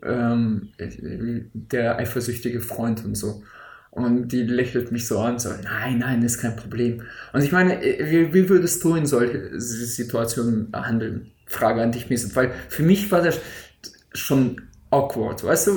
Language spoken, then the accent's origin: German; Siberia, Russia; moved away; aus dem tiefsten Sibirien äh, äh, äh auf jeden Fall ein paar Fotos zu schicken, da wo ich geboren bin